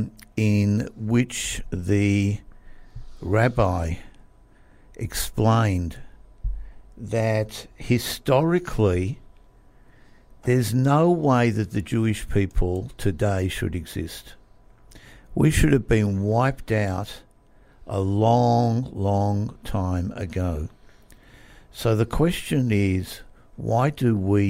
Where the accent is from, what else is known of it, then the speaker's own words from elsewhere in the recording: Melbourne, Victoria, Australia; I was born in Melbourne. Born, bred, grew up, educated